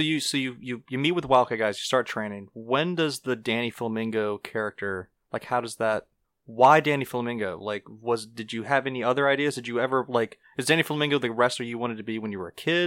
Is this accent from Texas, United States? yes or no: no; North Shore, Louisiana, United States; we're from the North Shore